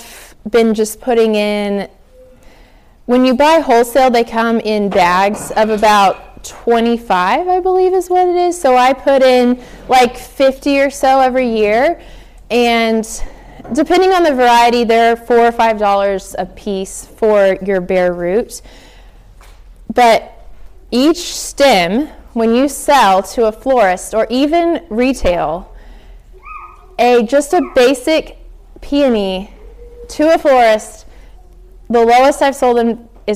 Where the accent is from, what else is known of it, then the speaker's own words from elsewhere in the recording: the South, United States; I'm from the South.